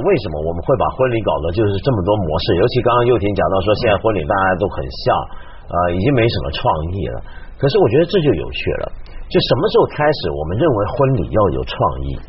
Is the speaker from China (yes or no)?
yes; China; 我们中国人也受美国那些地方的影响，就是几乎没有什么别的宗教信仰